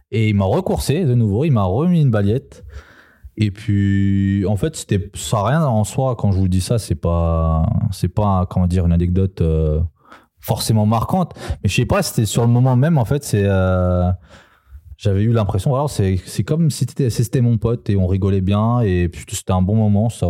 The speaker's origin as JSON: {"language": "French", "country": "Serbia", "tie": "born there", "said": "non, je suis né en Serbie."}